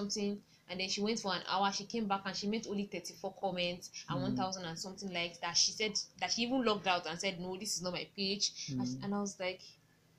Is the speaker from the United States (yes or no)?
no; Nigeria; Maybe it's as Nigerian.